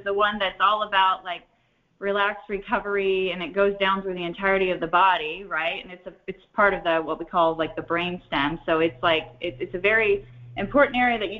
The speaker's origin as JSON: {"language": "English", "region": "Ohio", "country": "United States", "tie": "born or raised there", "moved": "yes", "said": "I was born and raised in Ohio"}